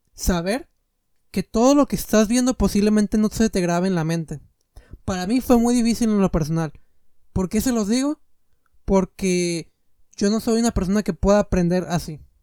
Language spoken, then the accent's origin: Spanish; Mexico